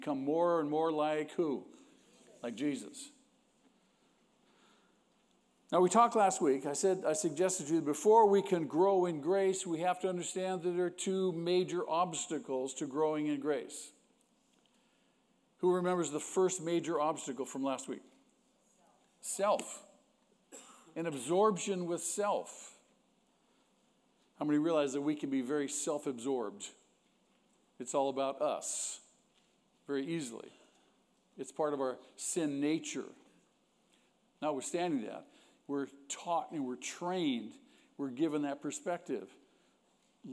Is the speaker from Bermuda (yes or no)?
no; United States; We are Americans, aren't we? And we're proud of being Americans